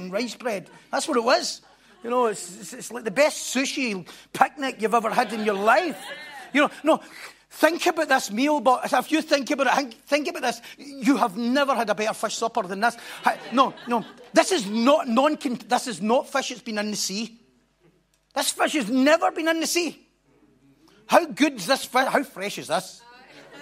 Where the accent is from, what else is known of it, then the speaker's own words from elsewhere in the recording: Bellshill, Scotland, United Kingdom; I was brought up in in Belsil, which is another promised land across the road there.